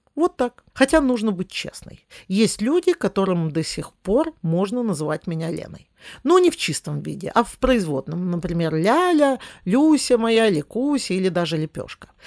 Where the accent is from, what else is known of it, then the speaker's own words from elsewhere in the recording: Smolensk, Smolensk Oblast, Russia; мой родной город, в котором я родилась и живу, Смоленск